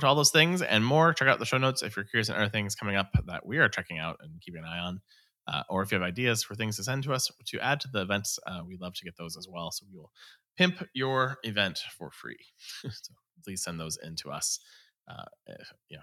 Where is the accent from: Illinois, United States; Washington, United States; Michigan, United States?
Washington, United States; Seattle; I'm from Seattle.